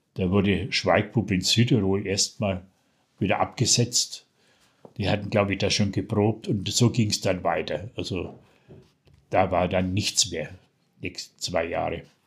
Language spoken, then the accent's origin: German; Franconia, Bavaria, Germany; accent: Franconian (East Franconian); also Berlin dialect; ich bin ja eigentlich zweisprachig aufgewachsen. Mein Vater war waschechter Berliner, hat bis oh, zu seinem okay. Tod, bis zu seinem Tod äh, Dialekt, auch den Berliner Dialekt gepflegt. Den habe ich gleich mitgelernt, oh, neben, neben Fränkisch